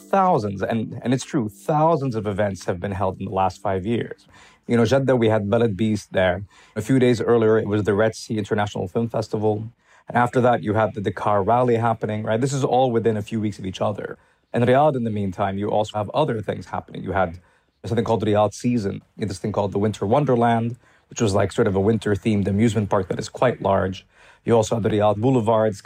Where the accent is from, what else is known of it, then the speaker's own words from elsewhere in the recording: Jordan; when I was a child growing up in Jordan